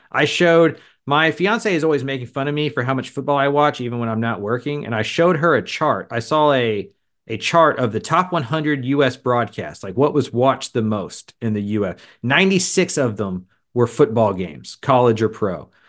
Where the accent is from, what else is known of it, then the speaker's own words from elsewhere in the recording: Texas, United States; I grew up around the Texas Longhorn program